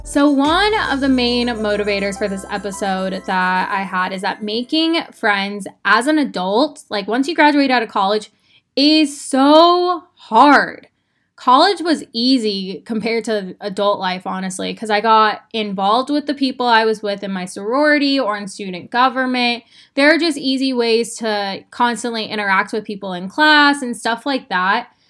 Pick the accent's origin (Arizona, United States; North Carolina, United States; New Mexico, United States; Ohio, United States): Arizona, United States; Phoenix; moved away as an adult; now in Austin, United States; I grew up in Phoenix, Arizona. I had been there my entire life.